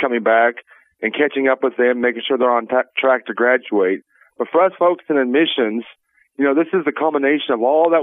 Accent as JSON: {"language": "English", "area": "McDonald County", "region": "Missouri", "country": "United States", "tie": "born or raised there", "said": "I'm a local person. I grew up in McDonald County"}